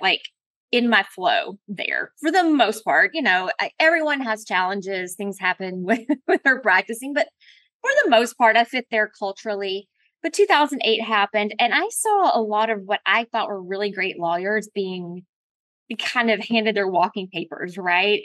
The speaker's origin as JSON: {"language": "English", "region": "Colorado", "country": "United States", "tie": "born or raised there", "said": "I was born in Colorado"}